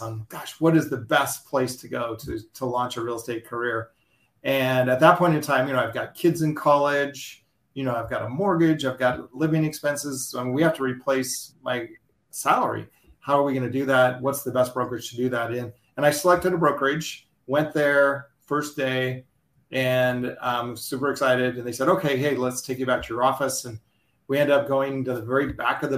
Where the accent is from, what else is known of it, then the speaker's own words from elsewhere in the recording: Bellingham, Washington, United States; I'm located in Bellingham, Washington, which is about 100 miles north of Seattle. We're actually closer to Vancouver, BC than we are to Seattle. So Wow. Beautiful place here in the Pacific Northwest. We've got mountains, we've got ocean, we've got islands. It's phenomenal. It's a big demand location people want to move to. So a lot of people moving into the area.